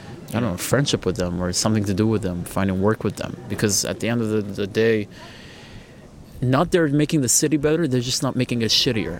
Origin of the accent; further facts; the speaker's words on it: Jerusalem, Jerusalem District, Israel; I'm an Armenian born and bred in Jerusalem, specifically in the Armenian Quarter.